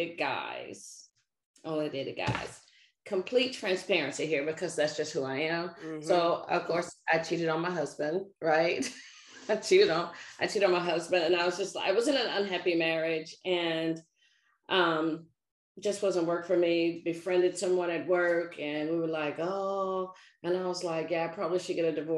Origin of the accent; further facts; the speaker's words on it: Nashville, Tennessee, United States; now in Maryland, United States; I'm a native Nashvilleian. I grew up in the South